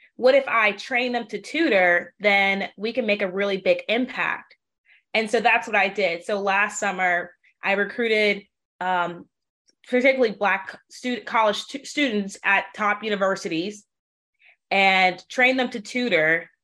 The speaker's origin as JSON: {"language": "English", "town": "New Orleans", "region": "Louisiana", "country": "United States", "tie": "born or raised there", "said": "was born and raised in New Orleans"}